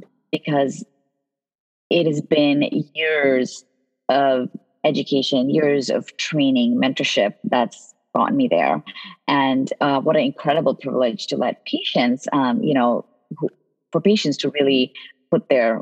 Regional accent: Connecticut, United States; also born or lived in India; You know, I grew up in the East Coast. When I immigrated from India at age 12, I moved to Connecticut, where my aunt was.

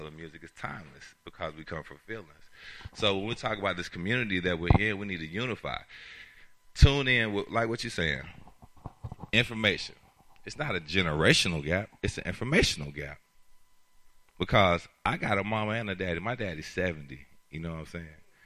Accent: Atlanta, Georgia, United States; I'm born and raised in Atlanta.

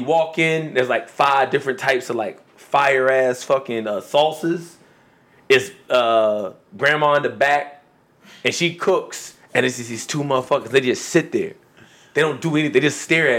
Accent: Philadelphia, Pennsylvania, United States; I'm from Southwest Philadelphia

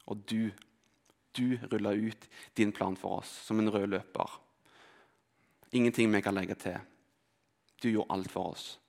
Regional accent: Rogaland, Norway; also born or lived in Telemark; Kanskje er det fordi vi flytta fra Telemark til Rogaland.

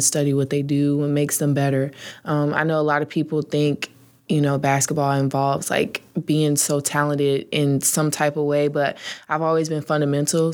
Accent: Norfolk, Virginia, United States; I grew up basically in Norfolk, Virginia

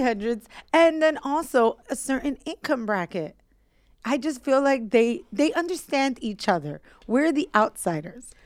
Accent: New York City, New York, United States; I grew up in Williamsburg, so our building faced Manhattan

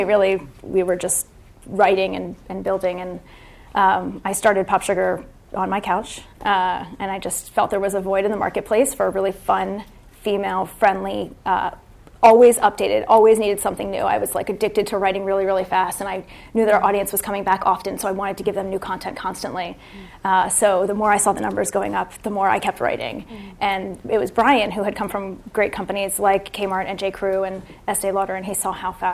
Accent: East Coast, United States; moved away as an adult; now in San Francisco, United States; we were born and raised on the East Coast

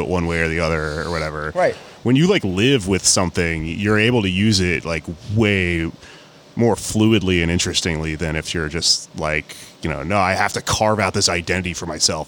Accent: Houston, Texas, United States; growing up in Houston

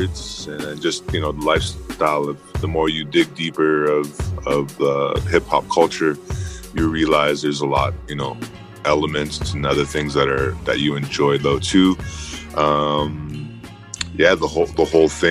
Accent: Edmonton, Alberta, Canada; also born or lived in Goodfish Lake, Alberta; Originally I'm from Goodfish Lake, Cree First Nations. It's a reserve 3 hours from Edmonton, but mainly grew up in Edmonton, Alberta

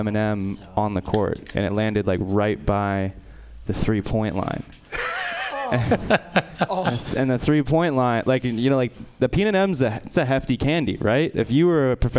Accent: the Bay Area, California, United States; I grew up in the Bay, too

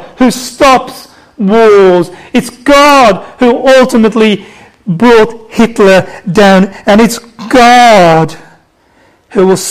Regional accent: Birmingham, West Midlands, United Kingdom; accent: Black Country; I'm going to do this in my black country accent. Okay, from Birmingham. Not Birmingham, Alabama. Birmingham, UK.

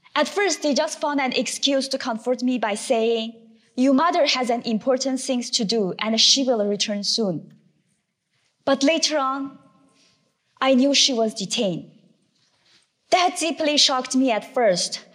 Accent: Urumqi, Xinjiang, China; moved away; I was born in Urumqi, the capital city of the Uyghur homeland

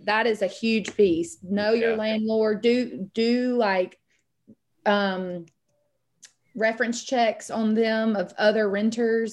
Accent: a small town neighbouring Griffin, Georgia, United States; now in Griffin, United States; the neighboring town is really small. It's actually where I grew up

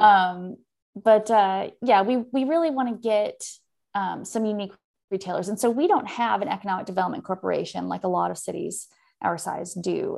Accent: Oakland, California, United States; moved away as an adult; also born or lived in San Francisco / Texas; now in Leander, United States; I was born in San Francisco, raised just outside of Oakland, and moved to Texas in twenty ten

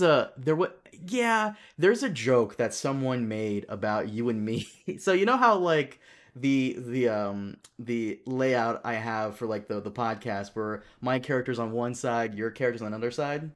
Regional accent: Brazil; now in United States; I was born in Brazil

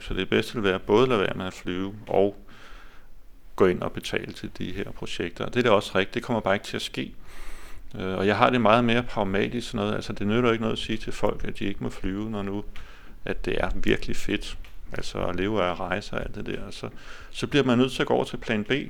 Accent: Denmark; som danskere

